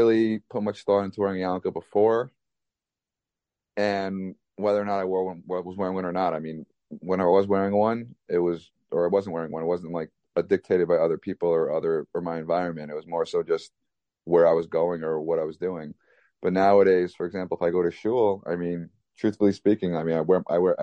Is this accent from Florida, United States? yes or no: no; Long Island, New York, United States; also born or lived in Manhattan, New York; growing up in Long Island, living in Manhattan the past decade plus